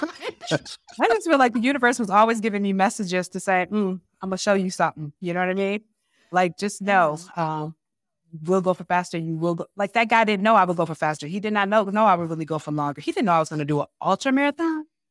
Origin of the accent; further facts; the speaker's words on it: Ann Arbor, Michigan, United States; I was born and raised in Ann Arbor, Michigan